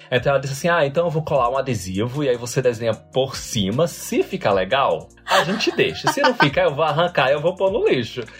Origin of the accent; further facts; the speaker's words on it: Natal, Rio Grande do Norte, Brazil; moved away as an adult; also born or lived in Rio de Janeiro; now in Ireland; quando eu saí de Natal, que é da onde eu sou